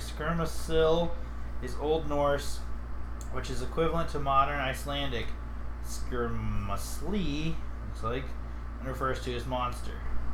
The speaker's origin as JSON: {"language": "English", "region": "Central Ohio", "country": "United States", "said": "I come from Central Ohio. You come from Southern Ohio. So there's going to be words that you say differently than me."}